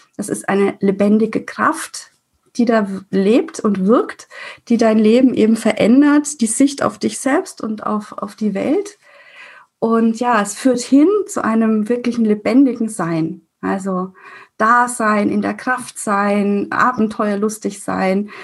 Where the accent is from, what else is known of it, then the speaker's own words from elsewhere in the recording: Würzburg, Bavaria, Germany; accent: rolled R (Franconian); moved away as an adult; nach Würzburg, wo ich herkomme, hört man auch das R